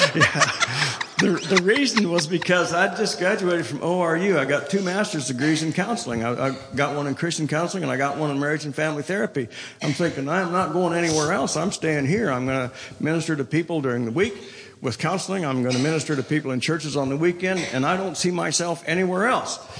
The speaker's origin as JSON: {"language": "English", "region": "Colorado", "country": "United States", "also_born_or_lived": "India / Tulsa, Oklahoma", "moved": "yes", "said": "I'm from Colorado"}